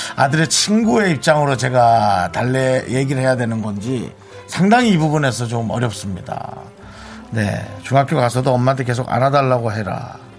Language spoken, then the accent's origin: Korean; Gangneung, Gangwon, South Korea; moved away; 저희 고향 강릉은